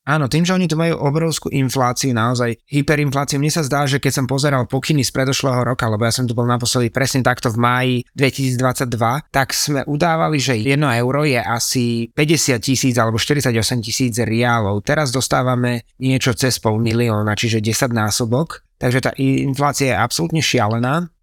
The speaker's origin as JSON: {"language": "Slovak", "country": "Slovakia", "said": "my povieme, že Slovakia, o, Bratislava"}